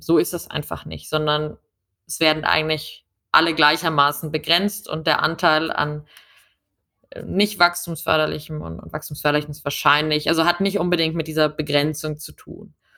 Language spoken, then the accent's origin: German; Munich, Bavaria, Germany; also born or lived in Washington; ich komme aus München